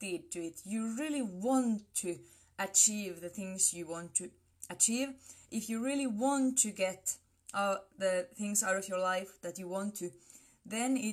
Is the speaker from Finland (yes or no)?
yes; Finland; I come from Finland.